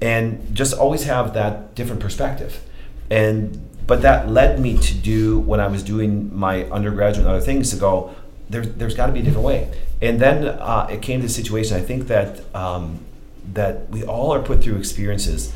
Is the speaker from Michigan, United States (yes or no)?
no; Kerwitz, Wisconsin, United States; I grew up in Kerwitz, Wisconsin, not far from here